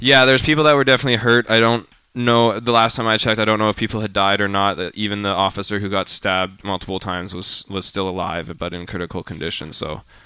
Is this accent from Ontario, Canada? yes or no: no; Calgary, Alberta, Canada; I'm from Calgary